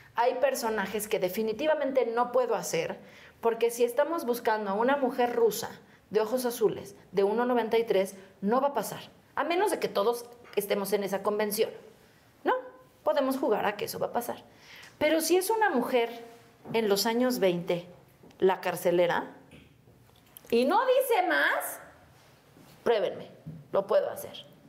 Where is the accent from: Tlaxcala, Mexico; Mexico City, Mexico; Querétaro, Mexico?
Mexico City, Mexico; de aquí, de México. De Xochimilco.